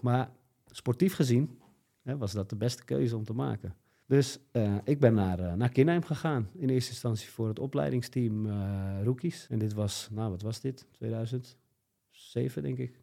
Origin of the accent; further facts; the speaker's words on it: Alkmaar, North Holland, Netherlands; also born or lived in Koedijk; Ik kom uit Alkmaar.